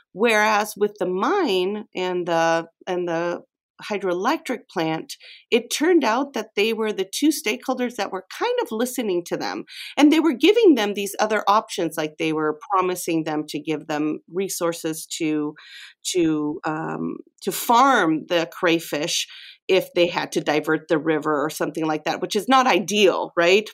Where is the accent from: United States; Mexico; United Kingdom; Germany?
Mexico; moved away; I grew up in Mexico